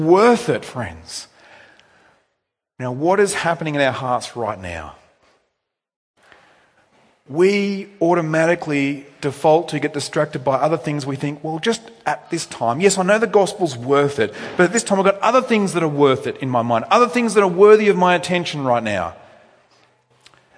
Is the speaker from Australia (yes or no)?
yes; Australia; technically I wasn't born in Australia, but I'm bred in Australia. We Australians